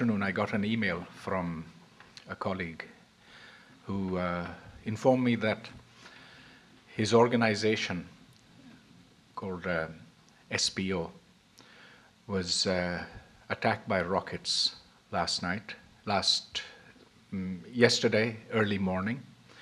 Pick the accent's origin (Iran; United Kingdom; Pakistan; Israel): Pakistan; Karachi, Sindh; also born or lived in United States; now in Islamabad, Pakistan; I grew up in Karachi, came briefly to the US, got my degrees, and then went back